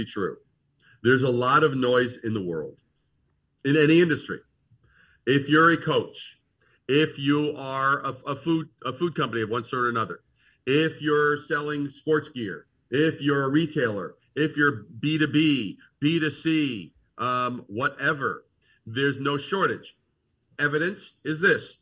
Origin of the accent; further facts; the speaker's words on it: New York City, New York, United States; moved away as an adult; also born or lived in Brooklyn, New York; now in Eau Claire, United States; growing up in Brooklyn, being born in Brooklyn, raised in Queens